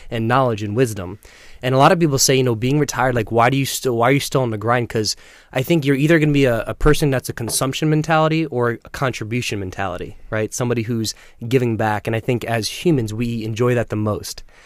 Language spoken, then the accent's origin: English; Selden, New York, United States; also born or lived in Centerport, New York; I grew up in Long Island, Selden, um, living in Huntington Center Port now